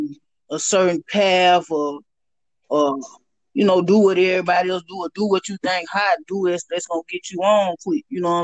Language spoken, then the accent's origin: English; the South, United States; You know, growing up in the South, going to church